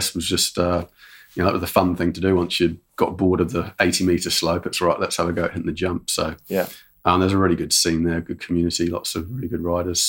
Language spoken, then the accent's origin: English; Shrewsbury, West Midlands, United Kingdom; Oh, I'm English.